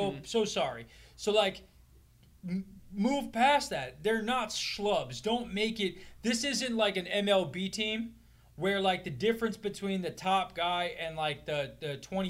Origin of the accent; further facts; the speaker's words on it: Northeast, United States; we're from the Northeast